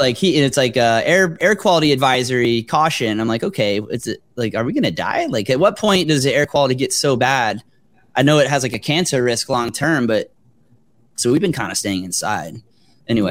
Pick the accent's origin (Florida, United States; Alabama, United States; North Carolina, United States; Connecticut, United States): Florida, United States; South; moved away; I grew up in South Florida